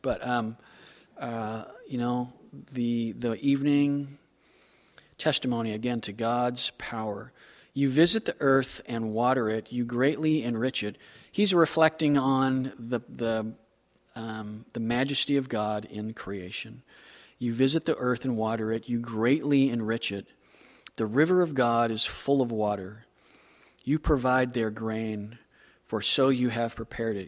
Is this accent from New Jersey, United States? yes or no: no; Southern California, United States; moved away; I'm from Southern California